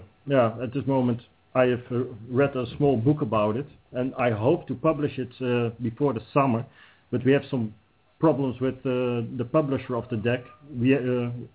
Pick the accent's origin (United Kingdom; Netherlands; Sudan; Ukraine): Netherlands; I'm from the Netherlands